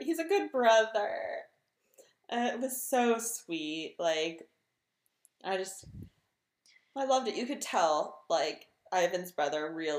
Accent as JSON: {"language": "English", "region": "California", "country": "United States", "said": "I am from California"}